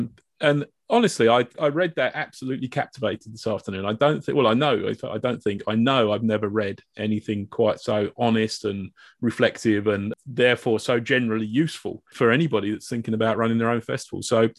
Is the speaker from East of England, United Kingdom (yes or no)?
no; Reading, South East England, United Kingdom; I'm from Reading